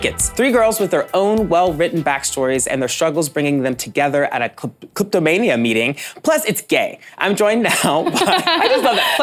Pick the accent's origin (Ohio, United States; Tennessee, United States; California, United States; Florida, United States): Tennessee, United States; now in New York, United States; I'm from Tennessee